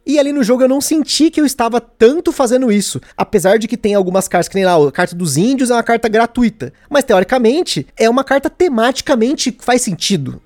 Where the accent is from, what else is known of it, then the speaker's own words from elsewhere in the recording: Brazil; eu sou brasileiro